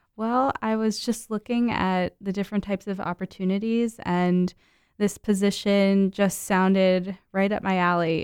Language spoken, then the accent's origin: English; Mount Olive, New Jersey, United States; moved away; I grew up in New Jersey